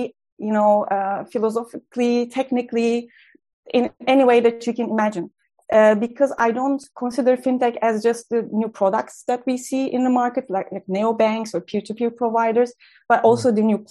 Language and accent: English; Turkey; moved away; I trained as a lawyer in my home country in Turkey